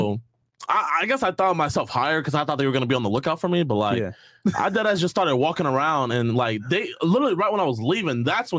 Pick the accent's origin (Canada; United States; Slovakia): United States; Houston, Texas; Yeah, my parents were deployed out there. It was, like, hella hot. It's crazy. I'm from Houston.